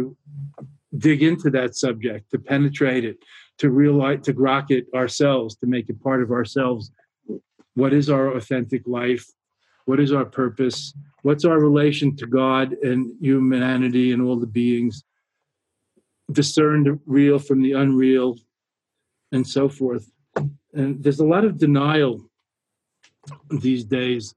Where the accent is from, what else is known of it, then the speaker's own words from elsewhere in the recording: New York, United States; now in Boston, United States; being a New Yorker originally